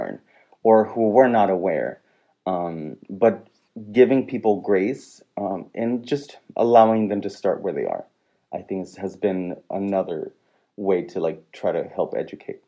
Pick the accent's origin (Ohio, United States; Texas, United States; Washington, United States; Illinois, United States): Texas, United States; Rio Grande Valley; moved away as an adult; I'm originally from the Valley. I left for several years and then came back